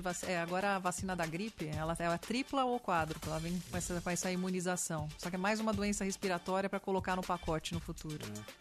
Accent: São Paulo, Brazil; sou paulistana da gema, né? uhum. né? Aquela coisa, nasce em São Paulo

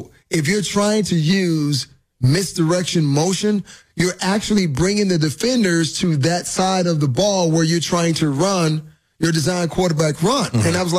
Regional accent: Miami, Florida, United States; growing up in Miami watching Dan Marino play

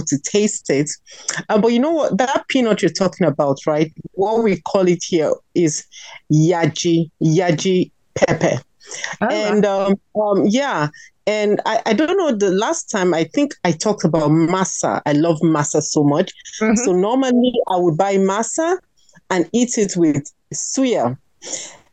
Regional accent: Nigeria; I am from Nigeria

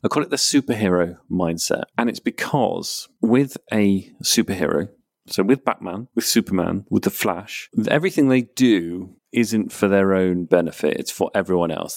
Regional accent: Peterborough, East of England, United Kingdom; I'm from Peterborough as well

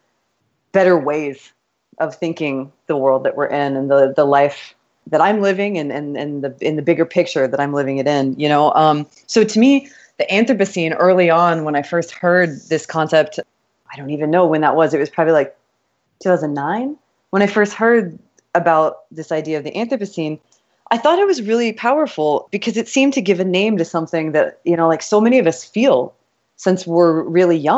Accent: Kansas, United States; moved away as an adult; also born or lived in Texas / New York; now in Miami, United States; I was born in Texas, but I was raised in Kansas

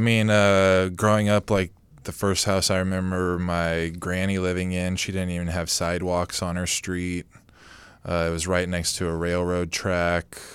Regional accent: Modesto, California, United States; I'm from Modesto, which there's not a lot of competition

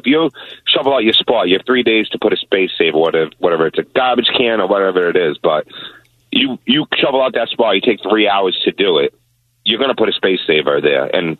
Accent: Revere, Massachusetts, United States; I come from Revere

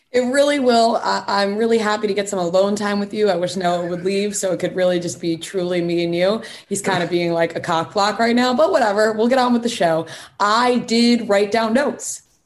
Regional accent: Long Island, New York, United States; accent: Long Island; My Long Island accent

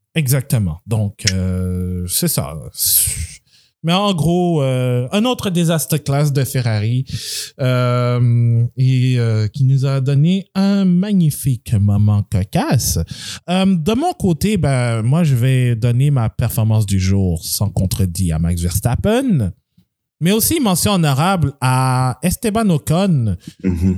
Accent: Quebec, Canada; also born or lived in Montreal; nous sommes québécois. Donc, on vit à... Bon, je vis à Montréal

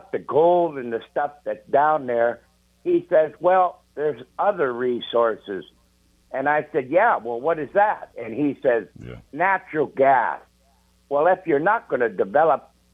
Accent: Bristol Bay, Alaska, United States; I'm born and raised in Bristol Bay.

